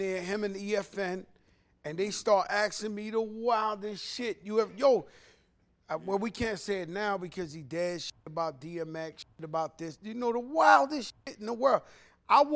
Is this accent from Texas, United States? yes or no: no; New York City, New York, United States; moved away as an adult; also born or lived in Miami, Florida; now in Florida, United States; I'm from New York. I'm from the Bronx, birthplace of hip hop